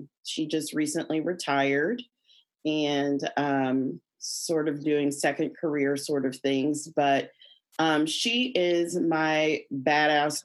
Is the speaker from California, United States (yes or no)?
no; Kansas City, Missouri, United States; also born or lived in St. Louis, Missouri / New York; K through 12, went to school in Hickman Mills